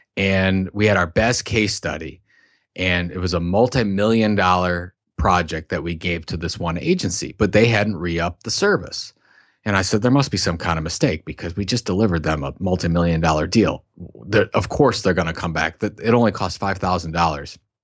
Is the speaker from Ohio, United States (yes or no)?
yes; Sandusky, Ohio, United States; I'm from Sandusky, Ohio, which is, uh, known for two things.